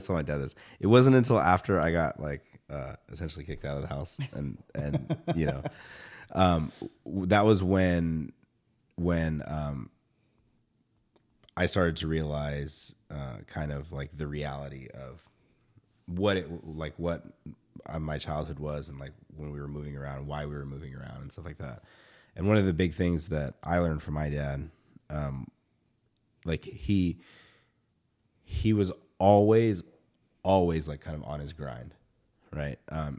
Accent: Georgia, United States; and then like growing up in the South, right? Like I still remember, like there was still racism, right? Back in the day. And then being in the South, being the only Filipino kid in the South, being the only, like, I think there were two Filipino kids in Georgia when I was in high school.

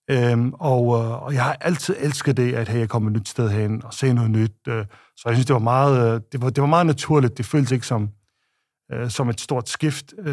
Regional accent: Faroe Islands; moved away as an adult; jeg kommer fra Færøerne og, øh, og har boet de første 22 øh, år på Færøerne, som er et lille sted øh, midt i Nordatlanten

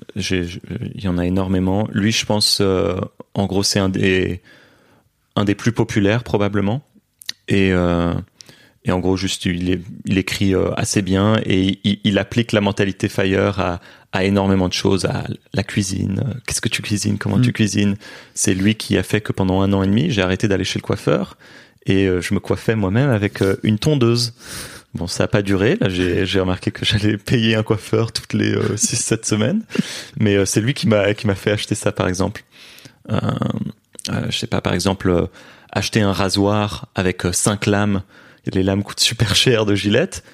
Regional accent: Brussels, Brussels-Capital Region, Belgium; also born or lived in Beijing, China; j'ai grandi à Bruxelles en Belgique

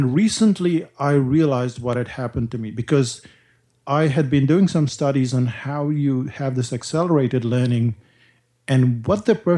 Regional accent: India; now in New Zealand; growing up in India

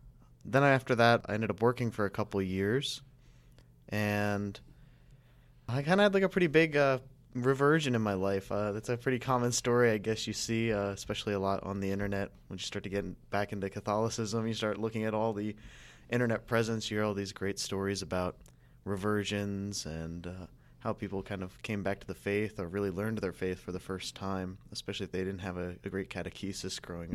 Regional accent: Hershey, Pennsylvania, United States; So I am from the Hershey area of Pennsylvania.

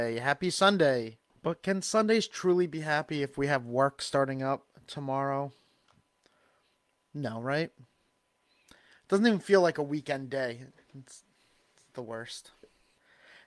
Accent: Long Island, New York, United States; accent: Long Island; my Long Island accent

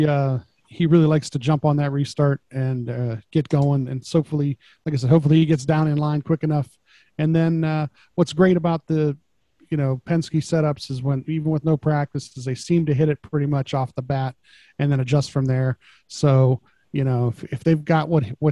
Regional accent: Ohio, United States; we're from Ohio

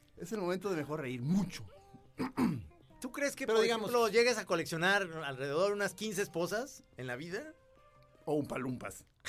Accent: Guadalajara, Jalisco, Mexico; somos de Guadalajara

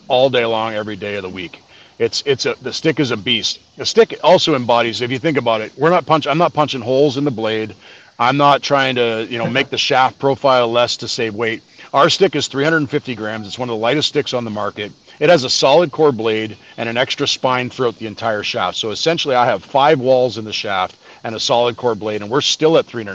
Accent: Canada; being a Canadian kid

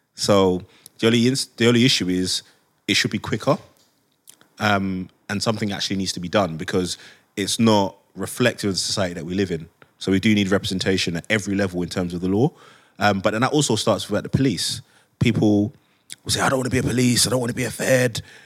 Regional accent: London, United Kingdom; I grew up in Hackney before it became posh

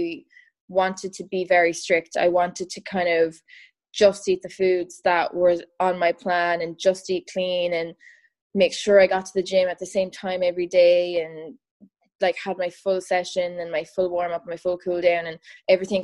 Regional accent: Ireland; I'm from Ireland

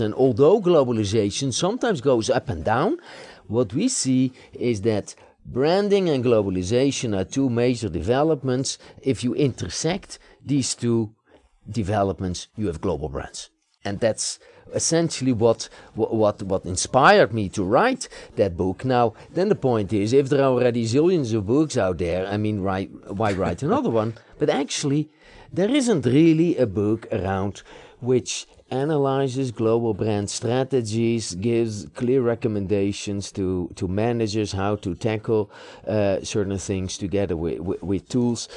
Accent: Netherlands; now in United States; I live in the United States, I've become an American citizen, but I was born in the Netherlands

